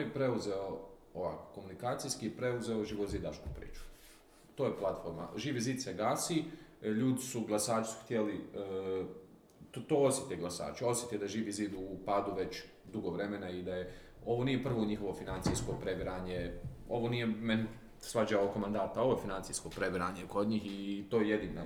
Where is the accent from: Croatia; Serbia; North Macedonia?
Croatia; kod nas u Republici Hrvatskoj